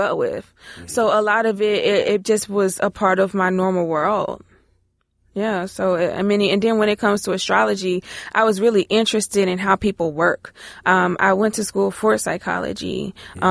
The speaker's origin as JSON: {"language": "English", "region": "Maryland", "country": "United States", "moved": "yes", "lives_now": "Ohio, United States", "said": "I live in Ohio, but I'm from Maryland."}